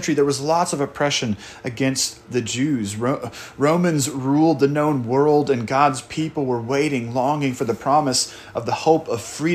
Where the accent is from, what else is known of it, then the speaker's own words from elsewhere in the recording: Portland, United States; moved away; my home church that I grew up in Portland